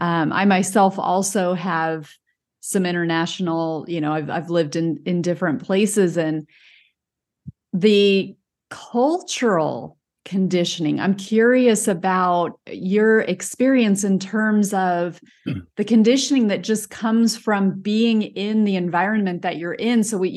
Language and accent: English; United States